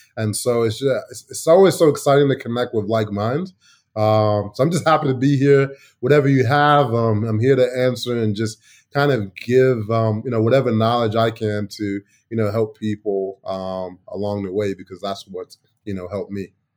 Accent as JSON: {"language": "English", "town": "Chicago", "region": "Illinois", "country": "United States", "tie": "born or raised there", "also_born_or_lived": "England", "moved": "as an adult", "lives_now": "Asia", "said": "growing up in Chicago"}